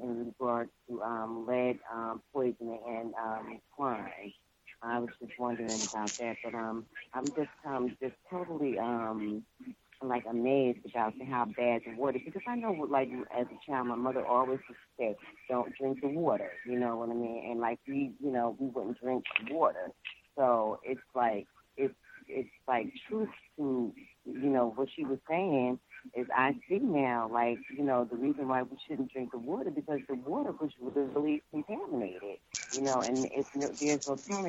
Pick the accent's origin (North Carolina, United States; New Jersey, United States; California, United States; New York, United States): New Jersey, United States; North; moved away; I'm originally from North New Jersey